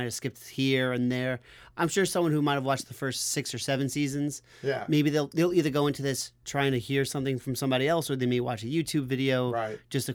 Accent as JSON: {"language": "English", "region": "New York", "country": "United States", "tie": "born or raised there", "said": "as a kid growing up in New York"}